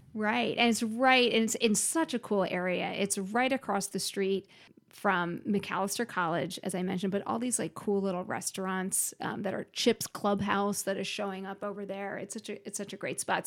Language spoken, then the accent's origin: English; Philadelphia, Pennsylvania, United States; moved away as an adult; also born or lived in South Carolina; now in Minnesota, United States; I grew up originally in Philadelphia